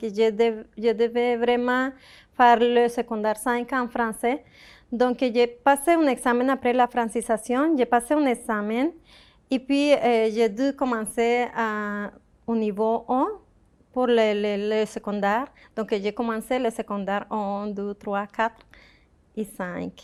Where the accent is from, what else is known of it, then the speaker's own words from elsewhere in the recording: Colombia; French is a second language; moved away as an adult; also born or lived in Ecuador; now in Victoriaville, Canada; je suis canadienne, originaire de la Colombie